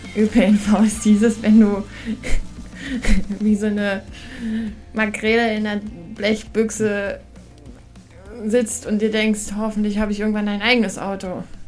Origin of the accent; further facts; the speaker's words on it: Hamburg, Germany; now in Harz, Germany; in Hamburg gibt es das tatsächlich immer noch, da wo ich herkomme